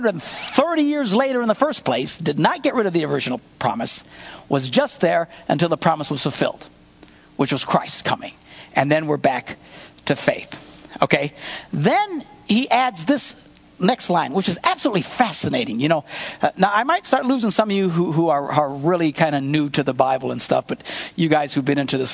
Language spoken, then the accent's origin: English; Wisconsin, United States; we're from Wisconsin.